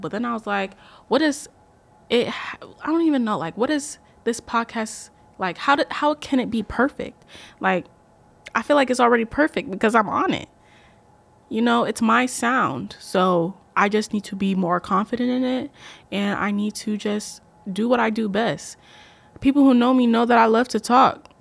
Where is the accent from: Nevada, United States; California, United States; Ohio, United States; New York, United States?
Ohio, United States; Columbus; I am from Columbus, Ohio, but I am Ghanaian at heart